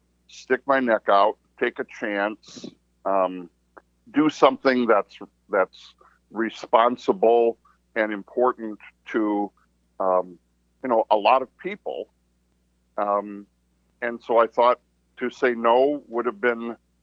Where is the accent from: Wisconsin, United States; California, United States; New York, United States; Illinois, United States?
Wisconsin, United States; Tomah; I grew up in Toma